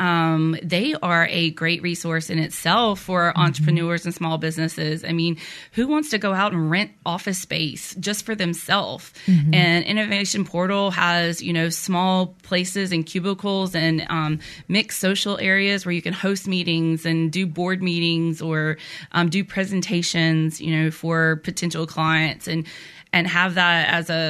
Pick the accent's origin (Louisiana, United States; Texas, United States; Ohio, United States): Louisiana, United States; Downsville; moved away as an adult; also born or lived in Baton Rouge, Louisiana / New Brockton, Alabama; now in Alabama, United States; I'm originally from Louisiana, a really small town in Northeast Louisiana.